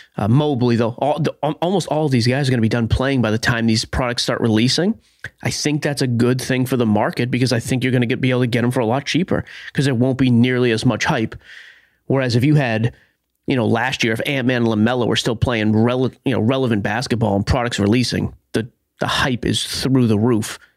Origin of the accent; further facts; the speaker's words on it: Haverhill, Massachusetts, United States; in Haverhill, Massachusetts, my hometown